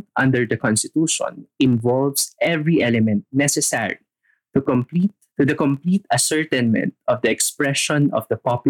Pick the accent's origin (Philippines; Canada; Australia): Philippines; our being a Filipino